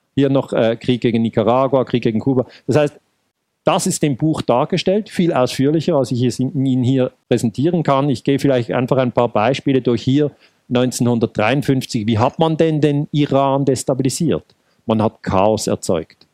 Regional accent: Ticino, Switzerland; Ich bin im Tessin geboren

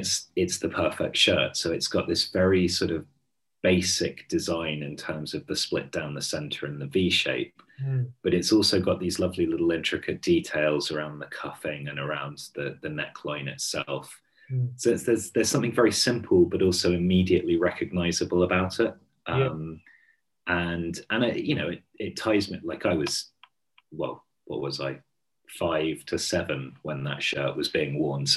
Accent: Hampshire, South East England, United Kingdom; moved away; I'm from Hampshire originally, and back there now, actually.

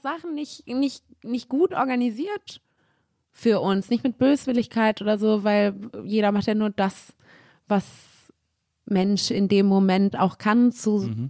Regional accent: Cologne, North Rhine-Westphalia, Germany; ich war erst auf dem Hansa-Gymnasium.

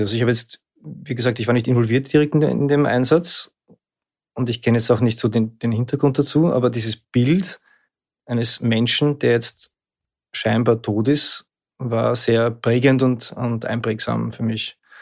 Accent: Lower Austria, Austria; now in Vienna, Austria; Ich bin in Niederösterreich aufgewachsen. Ich lebe in Wien.

